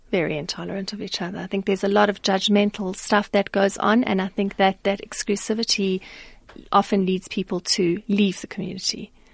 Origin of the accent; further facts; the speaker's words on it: South Africa; as a South African